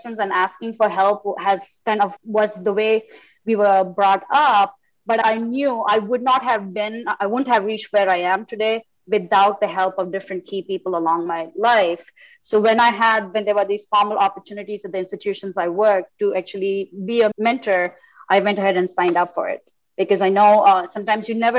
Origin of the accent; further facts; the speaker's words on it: India; moved away as an adult; now in United States; I grew up in India and came to the States, many years back, let's just put it that way, for graduate school